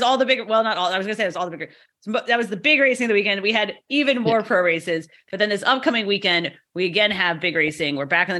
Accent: United States; because we're American.

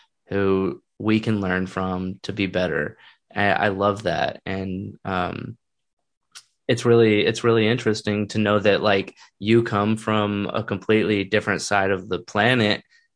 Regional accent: Texas, United States; growing up in America and also growing up in Texas

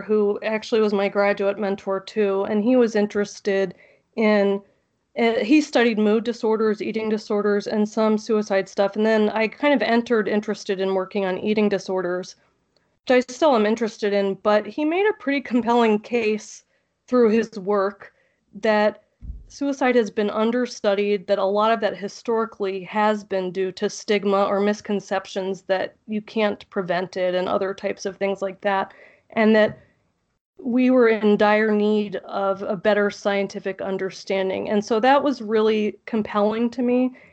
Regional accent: South Florida, United States; also born or lived in Tallahassee, Florida / North Dakota; I grew up in South Florida, and then I went to school in the Panhandle

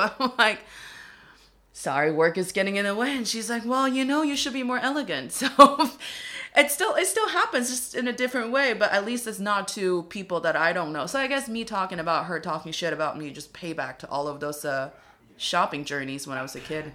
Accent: Dongbei, Northeast China, China; accent: Dongbei; English is a second language; now in Beijing, China; my hometown dialect

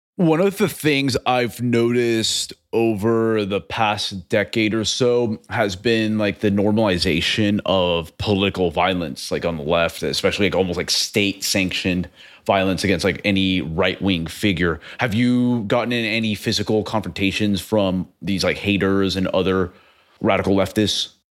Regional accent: Texas, United States; also born or lived in Venezuela; I lived most of my life in Texas

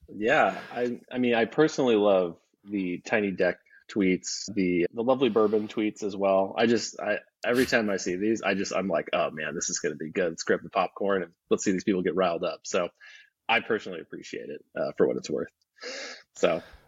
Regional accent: Alaska, United States; now in Texas, United States; I live in Texas. I'm, I'm from Alaska

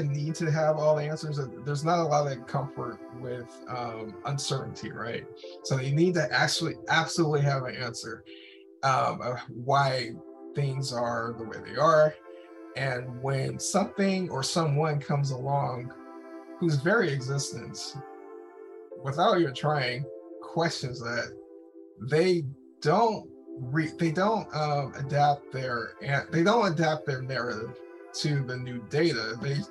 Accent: United States; born and raised in the United States

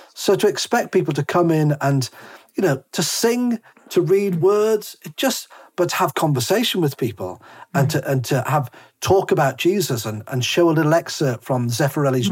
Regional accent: Whitley Bay, North East England, United Kingdom; moved away; also born or lived in Harrogate; I, I, lived in in Monkseaton, Whitley Bay, Tyneside, which is posh Tyneside. I've even got a mug which says "I'm posh Geordie,"

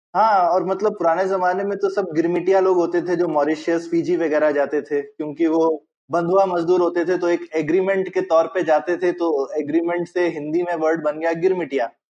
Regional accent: Uttarakhand, India; moved away as an adult; also born or lived in Varanasi; now in Bangalore, India; मैं वहां पैदा हुआ तो मैं वहां बड़ा हुआ तो मेरा थोड़ा परिवार जम्मू में है हम्म। और फिर मैं बड़ा हुआ हूँ उत्तराखंड में

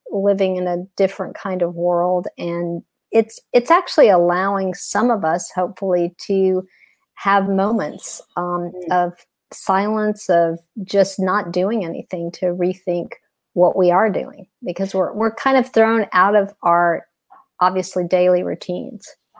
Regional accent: Texas, United States; now in Atlanta, United States; I've been in Atlanta for like 20 years, but I'm originally from Texas

